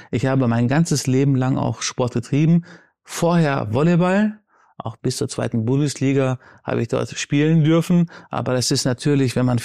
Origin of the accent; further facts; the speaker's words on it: Baghdad, Baghdad Governorate, Iraq; born there; aber meine Mutter ist in Syrien geboren, in Aleppo und ich bin in Bagdad geboren. Meine Eltern haben sich in Bagdad kennengelernt, aber dieses Multikulti ist in mir